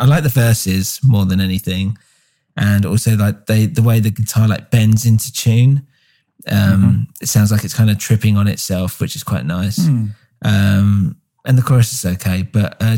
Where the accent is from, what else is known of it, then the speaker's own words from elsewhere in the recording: England, United Kingdom; we're English.